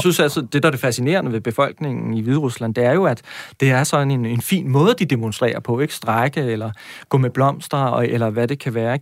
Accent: Næstved, Zealand, Denmark; Jeg kommer fra Næstved

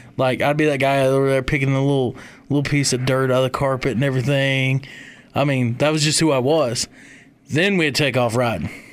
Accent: Kalamazoo, Michigan, United States; moved away; also born or lived in Union, South Carolina; I'm from the middle of the mitten. I'm from Kalamazoo

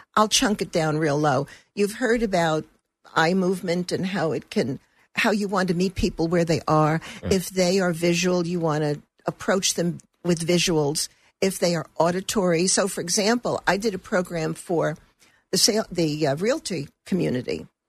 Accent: Brooklyn, New York, United States; also born or lived in Turkey; I grew up in Brooklyn. When I married, my husband was an Air Force officer. So we left and traveled.

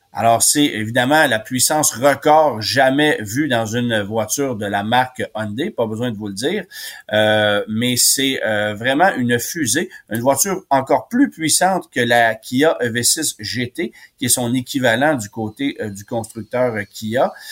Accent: Quebec, Canada; chez nous au Québec

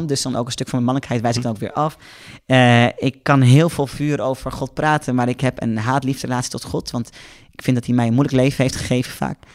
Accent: Netherlands; Als Nederlander

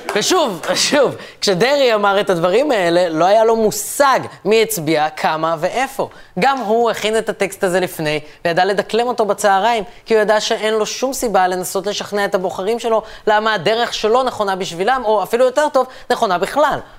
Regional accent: Ra'anana, Central District, Israel; אני גדלתי ברעננה

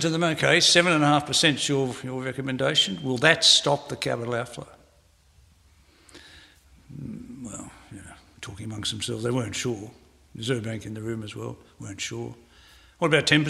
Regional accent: Australia; I'm also an Australian. So I'm an Australian first

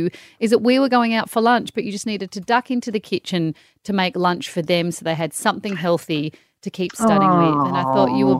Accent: Perth, Western Australia, Australia; go to Perth, my hometown.

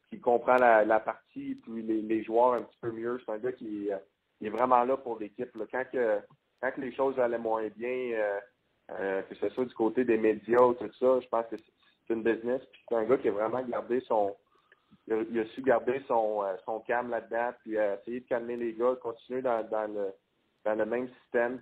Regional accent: Quebec City, Quebec, Canada; moved away as an adult; now in Calgary, Canada; j'ai grandi à Québec, donc je suis habitué du euh, du, froid et de la neige

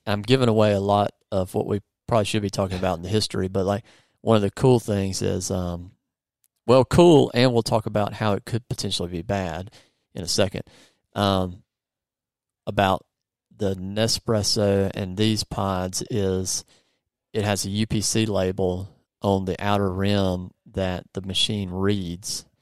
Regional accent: United States; I'm American

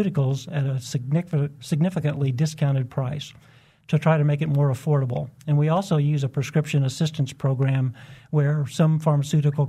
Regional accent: Wichita, Kansas, United States; moved away as an adult; also born or lived in Atlanta, Georgia; the community I was raised

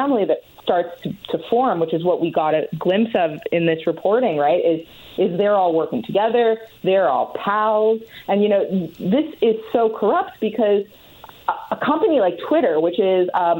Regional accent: Canada; I'm Canadian

